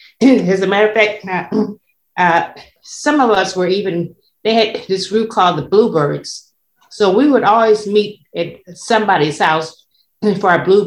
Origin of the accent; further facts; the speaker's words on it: South Bend, Indiana, United States; growing up on Elmer Street